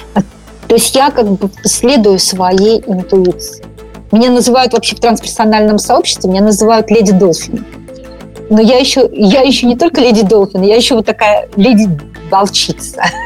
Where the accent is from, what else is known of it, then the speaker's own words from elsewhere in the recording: Moscow, Russia; moved away as an adult; now in Northern California, United States; Я абсолютно московская девочка.